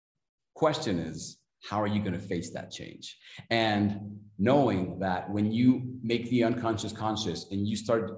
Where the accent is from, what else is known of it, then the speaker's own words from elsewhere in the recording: Mexico City, Mexico; I'm from Mexico City, Mexico